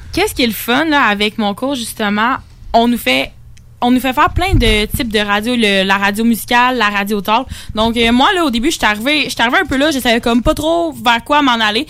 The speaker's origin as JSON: {"language": "French", "town": "La Pocatière", "region": "Quebec", "country": "Canada", "said": "je viens de l'Apocatière, dans le Bas-Saint-Laurent"}